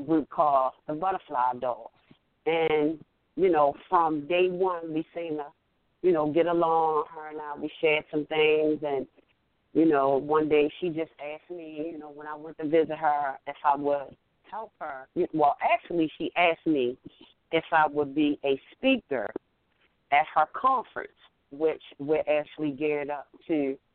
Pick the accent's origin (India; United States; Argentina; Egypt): United States; Baltimore, Maryland; I am from Baltimore, Maryland